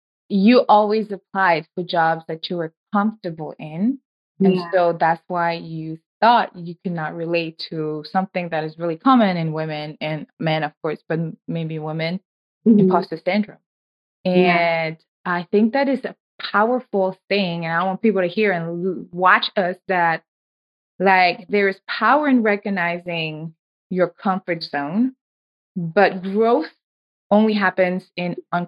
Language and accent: English; Senegal; moved away; I'm originally from West Africa, Senegal